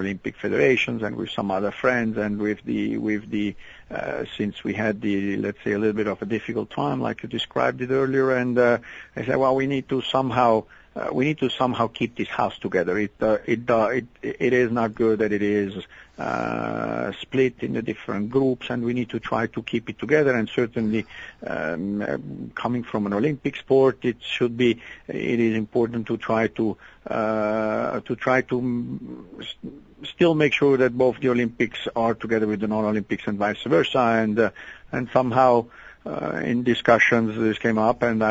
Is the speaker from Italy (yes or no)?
yes; Italy; now in Switzerland; I grew up in Italy in part, and the basketball club was quite close to my home